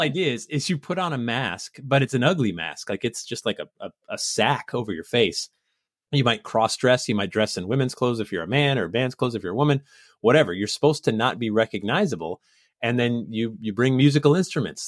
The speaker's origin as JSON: {"language": "English", "town": "Sandy Hook", "region": "Connecticut", "country": "United States", "tie": "born or raised there", "also_born_or_lived": "Massachusetts", "said": "I was born in Massachusetts. I grew up in Sandy Hook, Connecticut"}